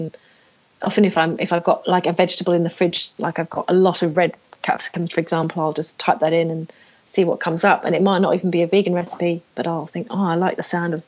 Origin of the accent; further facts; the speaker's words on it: England, United Kingdom; now in Australia; being English